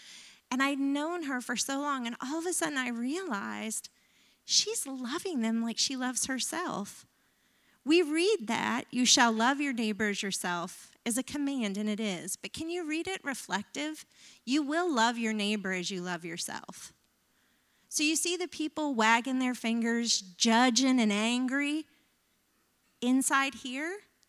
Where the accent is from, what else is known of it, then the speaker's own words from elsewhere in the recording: the South, United States; I grew up in the South. He grew up in the North. He was a latchkey kid. My mom was a stay-at-home mom most of my life.